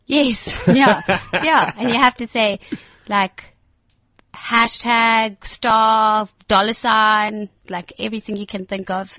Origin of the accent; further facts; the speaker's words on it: Johannesburg, Gauteng, South Africa; I grew up in Four Ways. I went to Danfin College, that kind of area